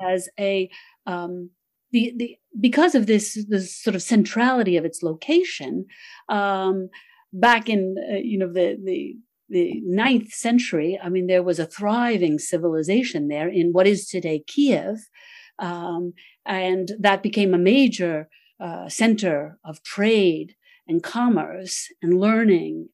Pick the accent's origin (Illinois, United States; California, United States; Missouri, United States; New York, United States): New York, United States; I'm from New York